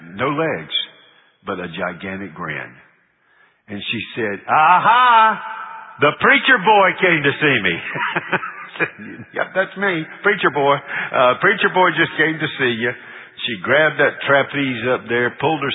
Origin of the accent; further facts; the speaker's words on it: Charlotte, North Carolina, United States; moved away; We're from Charlotte